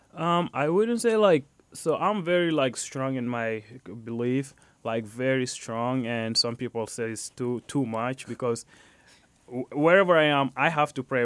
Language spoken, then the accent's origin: English; Chad; also born or lived in Fort Wayne, Indiana, United States; now in Indiana, United States; So, I'm from Chad, Africa. I moved to United States, specifically to Fort Wayne, Indiana, back in two thousand eleven.